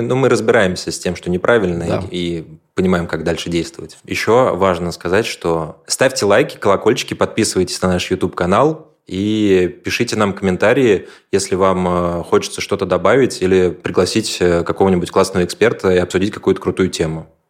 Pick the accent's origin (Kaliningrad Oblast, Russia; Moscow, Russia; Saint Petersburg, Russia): Moscow, Russia; я москвич